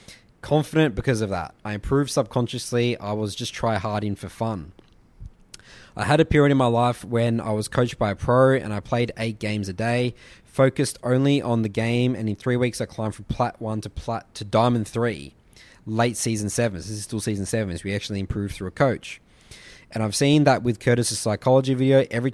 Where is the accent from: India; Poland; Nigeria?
Poland; English is a second language; I'm 17 and I'm from Poland.